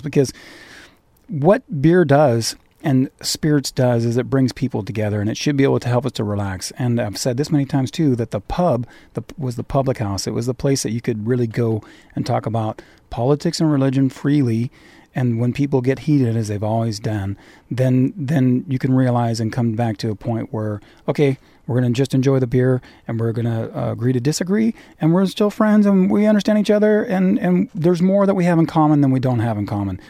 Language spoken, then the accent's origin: English; California, United States; also born or lived in Irvine, Orange County; I'm a Californian. I'm an, I'm in Orange County. I live in Irvine